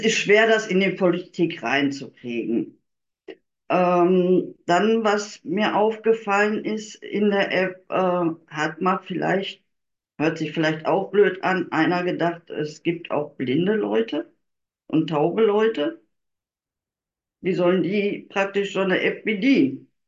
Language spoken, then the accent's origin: German; Germany; ich komme nun mal aus Deutschland